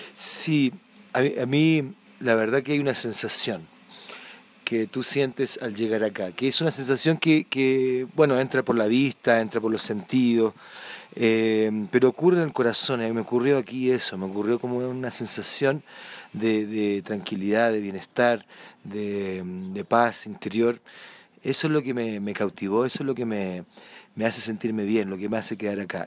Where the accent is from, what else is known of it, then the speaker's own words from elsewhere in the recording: southern Chile, Chile; moved away as an adult; also born or lived in Santiago / Atacama Desert; now in San Pedro de Atacama, Chile; yo soy del sur de Chile, pero ya vivo hace más de 10 años aquí en el norte